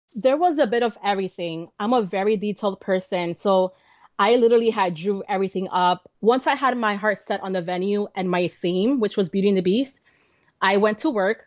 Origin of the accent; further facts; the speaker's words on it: New Jersey, United States; we're from New Jersey